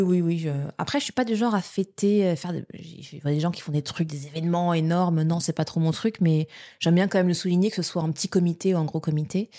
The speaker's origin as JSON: {"language": "French", "area": "Paris", "region": "Île-de-France", "country": "France", "tie": "born or raised there", "also_born_or_lived": "Quebec", "moved": "yes", "said": "je suis née à Paris, mais j'ai grandi étant bébé à Paris, mais on a vite déménagé après en, banlieue"}